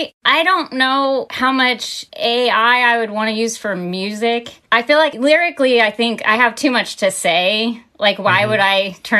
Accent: Midwest, United States; There was no goth where I grew up, really. There was metal. I'm from the Midwest.

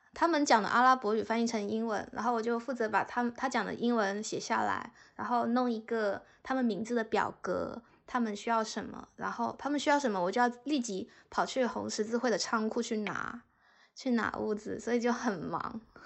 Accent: China; moved away as an adult; also born or lived in Cyprus / United Kingdom; 作为一个中国人

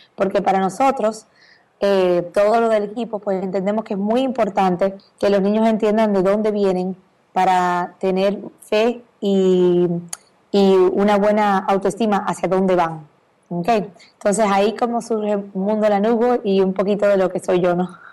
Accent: Dominican Republic; moved away as an adult; now in Miami, United States; República Dominicana, de donde soy

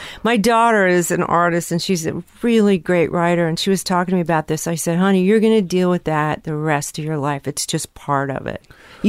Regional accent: California, United States; born or raised there

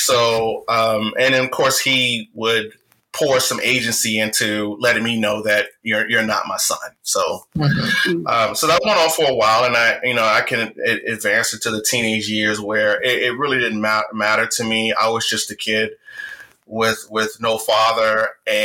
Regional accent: Richmond, Virginia, United States; accent: Southern drawl; I was born and raised in Richmond, Virginia to a single mother

